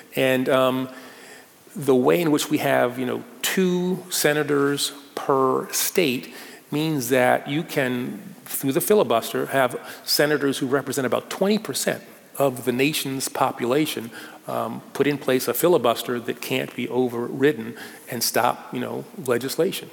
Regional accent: New York City, New York, United States; born or raised there

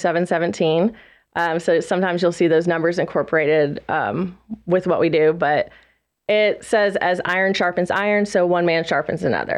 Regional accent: South Carolina, United States; also born or lived in Lake Norman area, North Carolina; now in Lake Norman, United States; We're originally from South Carolina

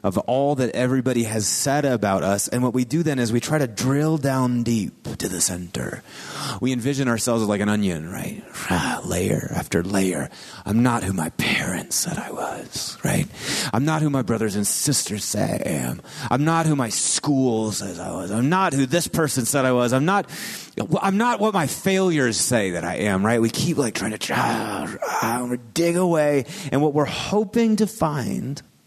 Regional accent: Marshfield, Wisconsin, United States; moved away; my hometown, Marshfield, Wisconsin

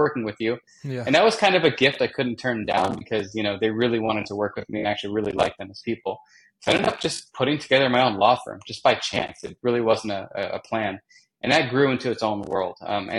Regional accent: Los Angeles, California, United States; moved away as an adult; also born or lived in New York City; I grew up in Southern California, in the outskirts of LA, San Fernando Valley

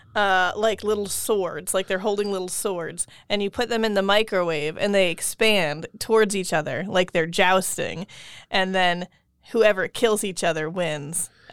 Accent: Pennsylvania, United States; I grew up in Pennsylvania.

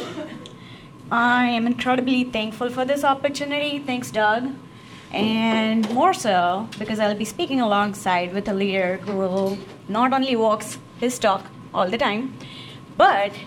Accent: India; moved away as an adult; now in United States; I'm originally from India, and the United States has been my home since the past 17 and a half years

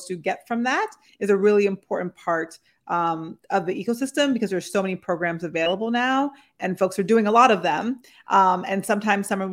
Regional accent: New England, United States; being from New England myself

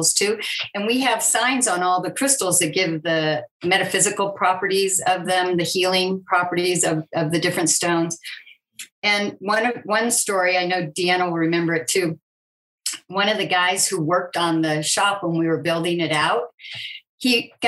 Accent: California, United States; moved away as an adult; having been born and raised in California

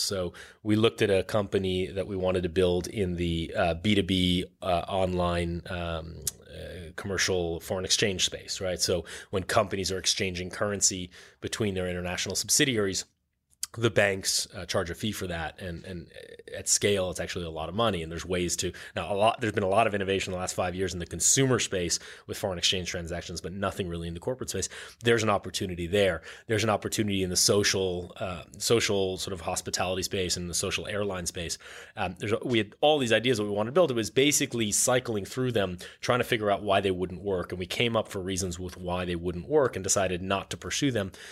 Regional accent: New York City, New York, United States; I grew up on the Upper East Side and then Upper West Side and then Chelsea.

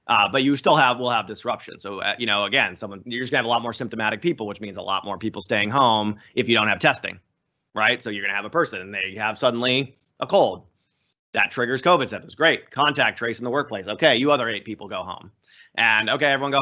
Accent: Florida, United States; now in Boston, United States; I grew up down in Florida, and we used to, as kids, graph hurricanes

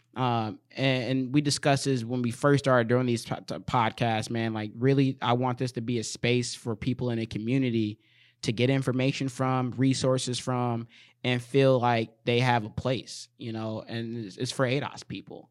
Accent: Saint Paul, Minnesota, United States; I'm from Saint Paul, but I do work in Minneapolis and in Saint Paul

